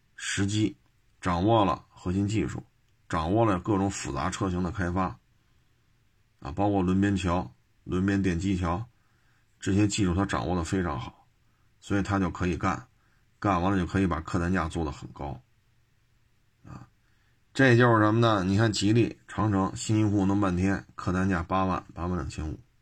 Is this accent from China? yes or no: yes; China; 咱们都是中国人